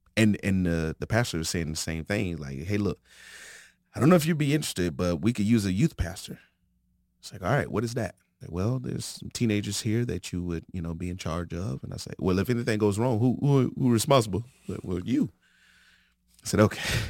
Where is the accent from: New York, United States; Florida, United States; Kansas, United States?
Florida, United States; moved away as an adult; also born or lived in Santa Maria, California; now in Arizona, United States; I'm from Florida.